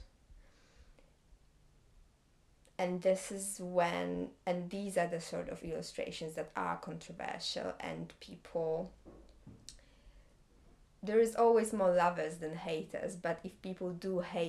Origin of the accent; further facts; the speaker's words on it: Gdańsk, Pomeranian Voivodeship, Poland; English is a second language; moved away as an adult; also born or lived in Stuttgart, Germany; now in London, United Kingdom; I'm from Gdańsk, beautiful city on the northern side of Poland by the sea. And that's my hometown.